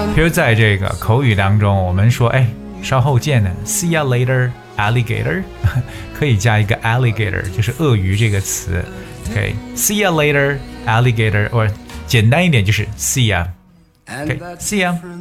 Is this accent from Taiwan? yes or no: no; China; 我们中国人在讲话的时候，可能就是要字正腔圆